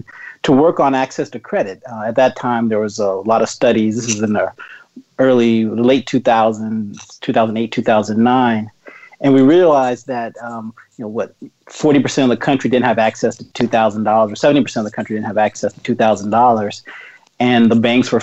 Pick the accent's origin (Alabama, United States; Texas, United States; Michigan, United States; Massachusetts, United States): Texas, United States; moved away as an adult; now in Washington, D.C., United States; I'm from Texas originally. I ended up in D.C. to go to law school